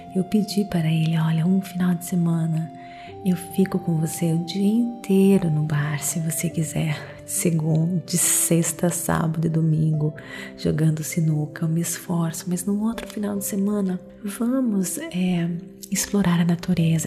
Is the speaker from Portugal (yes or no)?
no; Brazil; eu sou brasileira